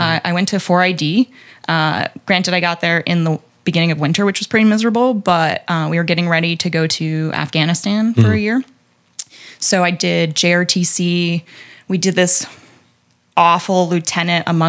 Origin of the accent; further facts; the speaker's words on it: Connecticut, United States; moved away as an adult; also born or lived in Washington, D.C.; what I grew up with in Connecticut